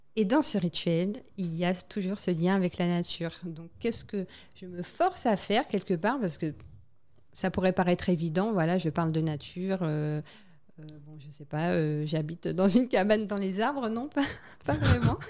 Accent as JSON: {"language": "French", "country": "French Guiana", "tie": "born or raised there", "also_born_or_lived": "Île-de-France, France", "moved": "as an adult", "said": "j'avais grandi, j'ai passé euh, la majorité de ma vie scolaire, on va dire, dans, en Guyane."}